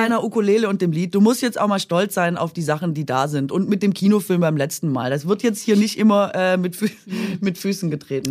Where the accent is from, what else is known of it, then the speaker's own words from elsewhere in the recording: Swabia, Baden-Württemberg, Germany; accent: Swabian; moved away; dass ich da immer noch Schwäbisch spreche